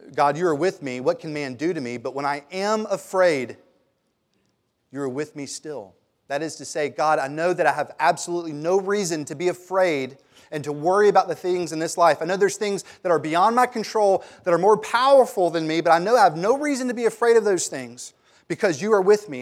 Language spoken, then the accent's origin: English; Germantown, Tennessee, United States; I grew up in Germantown